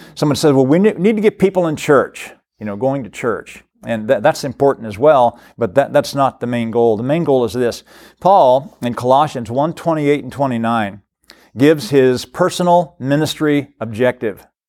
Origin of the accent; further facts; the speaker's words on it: Cincinnati, Ohio, United States; now in Florence, Kentucky, United States; I was from the Cincinnati area.